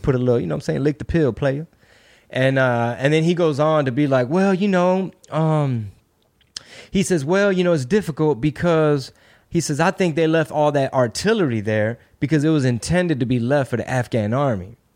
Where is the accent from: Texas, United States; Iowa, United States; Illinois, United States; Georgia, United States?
Texas, United States; I'm from Texas, I'm Mexican